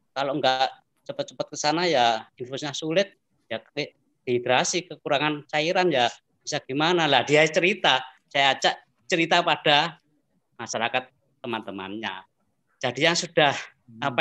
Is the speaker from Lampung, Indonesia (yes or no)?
no; Delanggu, Central Java, Indonesia; saya kan pendatang dari Ndelanggu ditugaskan Pak Bupati Ahmadi di sini